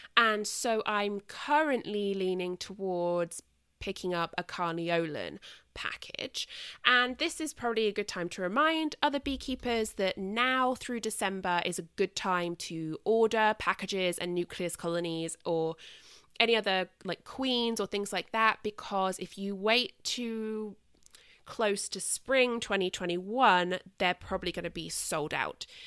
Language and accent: English; United Kingdom; now in United States; I am British